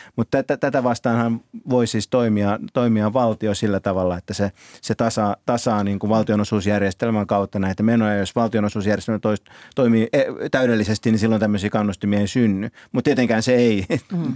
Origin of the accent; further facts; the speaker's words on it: Kouvola, Kymenlaakso, Finland; now in Helsinki, Finland; lapsena kun asuin itse Kouvolassa